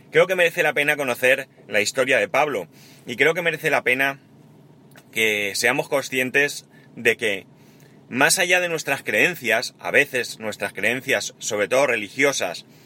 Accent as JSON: {"language": "Spanish", "country": "Spain", "said": "Y en, en, muchas cosas somos buenos los españoles."}